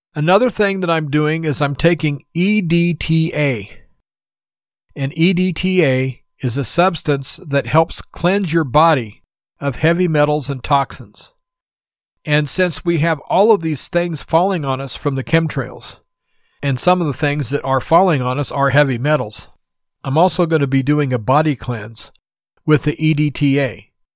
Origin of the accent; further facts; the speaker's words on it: United States; as an American citizen